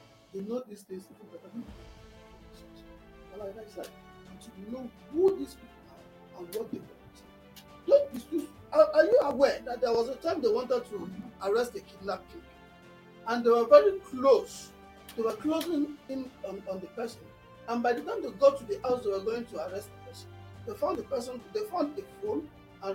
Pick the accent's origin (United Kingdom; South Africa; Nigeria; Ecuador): Nigeria; as Nigerians